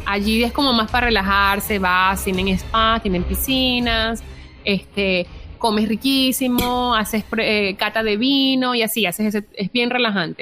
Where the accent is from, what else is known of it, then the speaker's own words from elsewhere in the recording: Venezuela; moved away; estoy en un país extraño, yo vengo, yo vengo de Venezuela